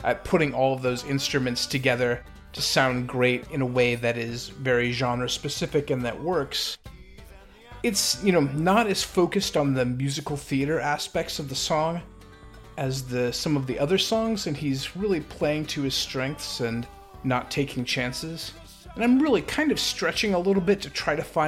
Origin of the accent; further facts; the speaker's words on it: United States; I am the ugly American.